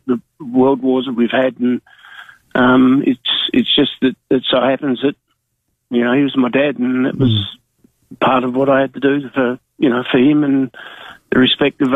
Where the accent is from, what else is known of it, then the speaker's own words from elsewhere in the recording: Australia; I was born in Kadena, and my dad had the Kadena Hotel for 20 years